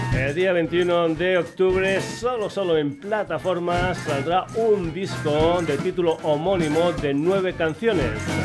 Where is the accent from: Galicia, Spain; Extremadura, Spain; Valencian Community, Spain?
Extremadura, Spain; moved away; de mi tierra, de Extremadura